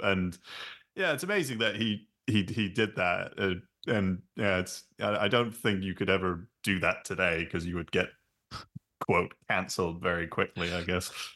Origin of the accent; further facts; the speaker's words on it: London, United Kingdom; when we were growing up in London. I think it was the um, because we grew we grew up in Clapham